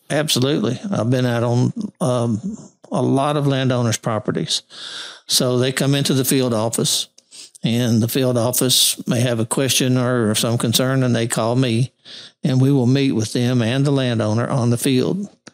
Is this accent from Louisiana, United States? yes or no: yes; Monroe, Louisiana, United States; also born or lived in Missouri / Arkansas / Texas; I was born in Monroe and got my first degree from U- Northeast Louisiana University